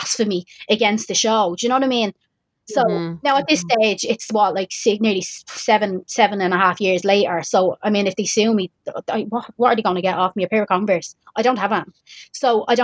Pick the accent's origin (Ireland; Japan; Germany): Ireland; Dublin, Leinster; I'm from Dublin